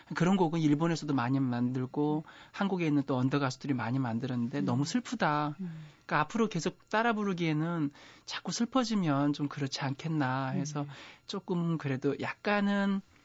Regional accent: Boryeong, South Chungcheong, South Korea; 저 고향이요. 충남 보령군 남포면 아. 양항리 산 28.

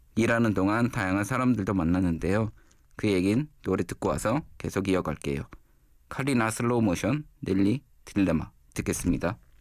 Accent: Gwangju, South Korea; moved away as an adult; also born or lived in Jeju; now in Seoul, South Korea; 태어나 자란 곳은 광주입니다.

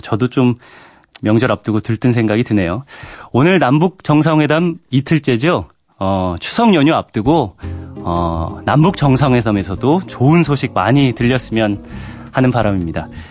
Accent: Daejeon, South Korea; moved away; 저희 어머니 사시는 저희 고향이 대전인데

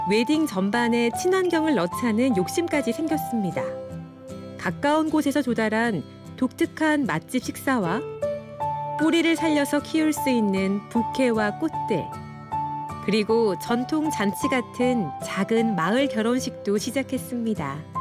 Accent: Seoul, South Korea; 서울에서 태어났지만 자연 생활은 처음

